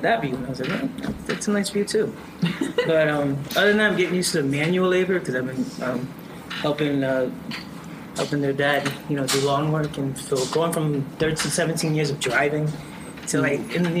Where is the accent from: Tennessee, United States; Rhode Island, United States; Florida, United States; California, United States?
Rhode Island, United States; Providence; moved away as an adult; I'm from Providence, Rhode Island. Been here for 3 weeks.